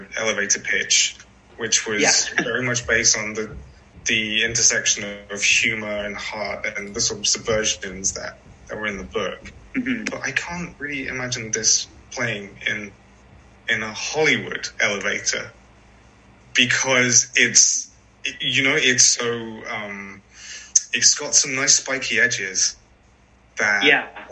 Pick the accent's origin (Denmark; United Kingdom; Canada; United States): United Kingdom; a British animator